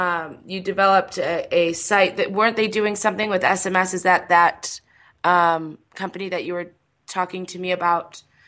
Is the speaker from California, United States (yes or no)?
no; Michigan, United States; now in Las Vegas, United States; I'm from Michigan, and unfortunately, like the summer before I moved out to Las Vegas